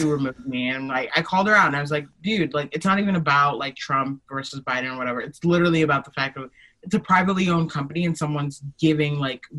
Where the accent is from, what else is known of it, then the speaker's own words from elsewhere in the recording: Nigeria; I'm Nigerian. That's my political affiliation.